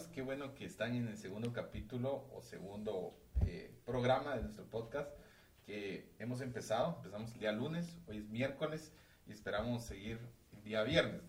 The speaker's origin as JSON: {"language": "Spanish", "country": "Guatemala", "said": "como los chapines que somos"}